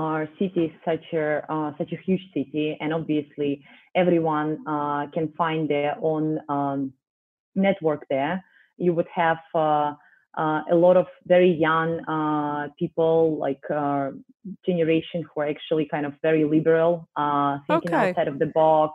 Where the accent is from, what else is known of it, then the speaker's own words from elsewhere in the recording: Moscow, Russia; moved away; originally I was born in a very small city next to Moscow, but I kind of spent the majority of my life there.